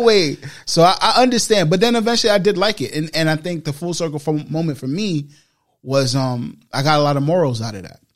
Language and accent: English; New York City, New York, United States; I've been in the Bronx my whole life